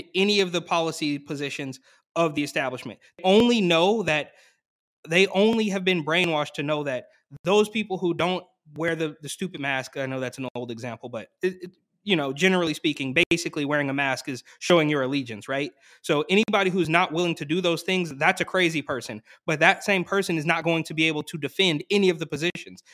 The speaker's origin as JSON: {"language": "English", "area": "Bay Area", "region": "California", "country": "United States", "tie": "born or raised there", "said": "I grew up in the Bay Area"}